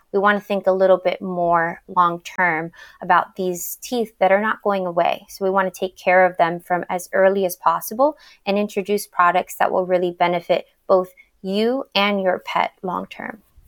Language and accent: English; Miami, Florida, United States; moved away as an adult; now in Washington, D.C., United States; I'm originally from Miami, Florida